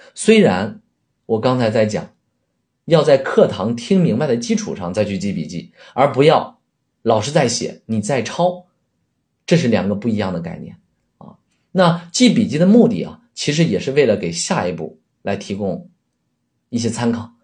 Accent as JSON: {"language": "Chinese", "country": "China", "said": "我们都是中国人，啊，都在说汉语"}